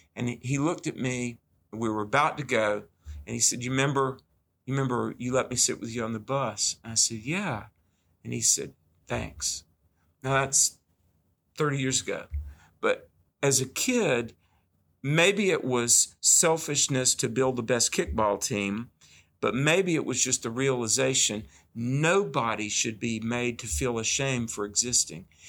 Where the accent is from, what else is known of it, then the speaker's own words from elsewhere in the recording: the South, United States; growing up in the South